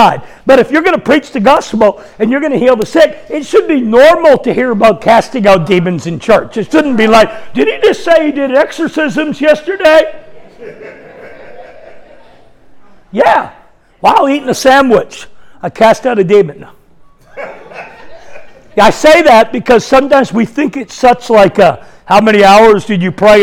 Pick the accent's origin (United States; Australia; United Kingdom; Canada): Canada; I'm Canadian.